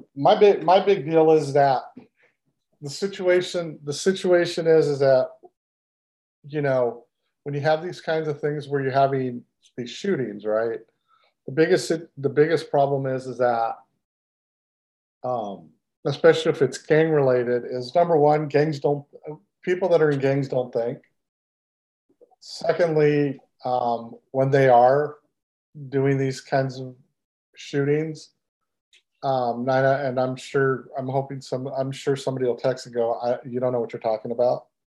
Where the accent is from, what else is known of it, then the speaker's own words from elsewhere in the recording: Texas, United States; I'm from Texas and I love Texas